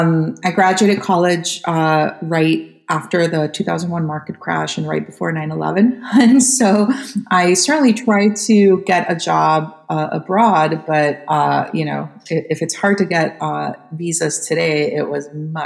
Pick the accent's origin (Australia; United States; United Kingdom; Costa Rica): Costa Rica; born there; I was born in Costa Rica. So what happened was my grandparents are actually from Poland.